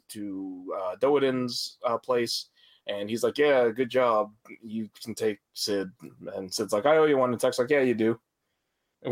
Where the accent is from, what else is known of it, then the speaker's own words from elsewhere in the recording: Canada; we're all from the Great North